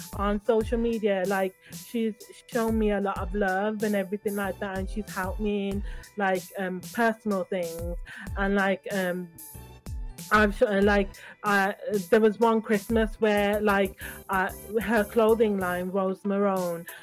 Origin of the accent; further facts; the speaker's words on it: Birmingham, West Midlands, United Kingdom; also born or lived in London; we were born and raised in Birmingham